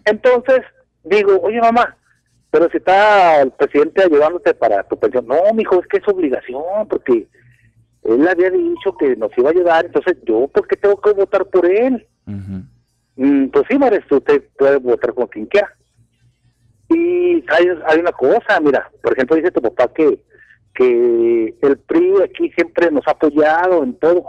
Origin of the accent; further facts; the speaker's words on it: Mexico; Yo soy ciudadano mexicano hasta que me muero